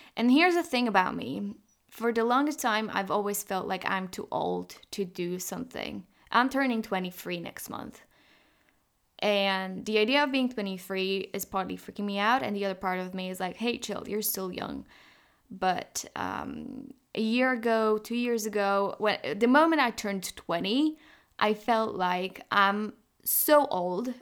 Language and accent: English; Poland; we're from Poland